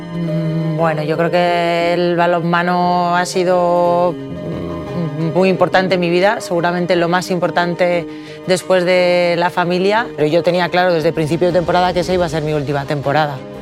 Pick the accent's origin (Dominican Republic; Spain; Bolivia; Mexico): Spain; Amurrio, Basque Country; moved away as an adult; also born or lived in San Sebastián / Valencia / Estella / Denmark; en Amurrio, en el pueblo de donde yo soy